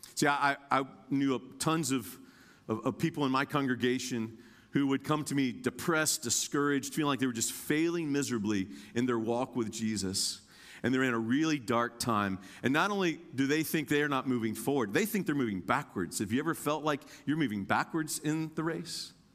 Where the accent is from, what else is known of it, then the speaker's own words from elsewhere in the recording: Indiana, United States; now in Kentucky, United States; I'm born and raised in Indiana, but I live in Kentucky.